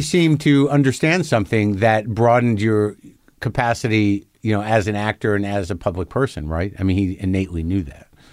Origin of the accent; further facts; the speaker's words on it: New Mexico, United States; also born or lived in New Jersey; I grew up in New Mexico